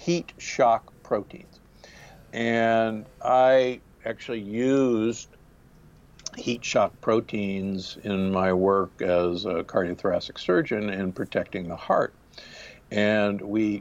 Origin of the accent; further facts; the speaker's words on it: Omaha, Nebraska, United States; also born or lived in Milwaukee, Wisconsin; now in Palm Springs, United States; I grew up in Omaha, Nebraska, and Milwaukee, Wisconsin